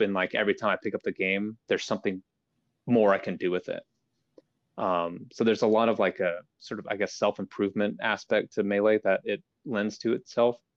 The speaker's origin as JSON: {"language": "English", "region": "Idaho", "country": "United States", "tie": "born or raised there", "said": "I grew up in Idaho"}